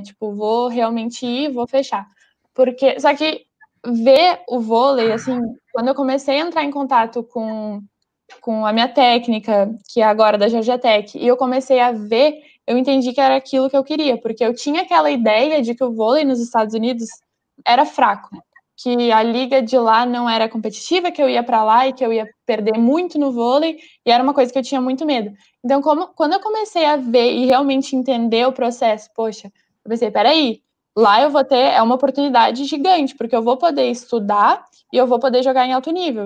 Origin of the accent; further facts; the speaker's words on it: Porto Alegre, Rio Grande do Sul, Brazil; Eu sou de Porto Alegre